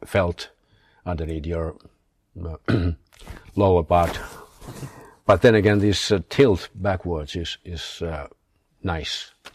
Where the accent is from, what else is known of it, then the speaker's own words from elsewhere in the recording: Turku, Southwest Finland, Finland; also born or lived in Rovaniemi; we uh, moved from Rovaniemi down to my hometown, Turku